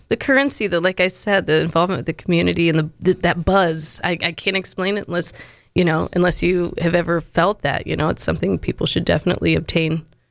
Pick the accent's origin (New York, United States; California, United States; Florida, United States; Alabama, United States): Florida, United States; moved away as an adult; also born or lived in Tennessee / St. Petersburg, Florida; now in Monroe, United States; I was born in Monroe, and um, I was raised the majority in Florida.